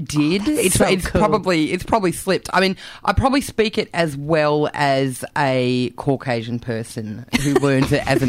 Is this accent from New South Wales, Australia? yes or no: no; Canberra, Australian Capital Territory, Australia; moved away as an adult; also born or lived in Taiwan; now in Melbourne, Australia; I'm from Canberra. I grew up there. I lived there for 22 years, and then I lived overseas for 6 years, and then I've been in Melbourne for about 5 years.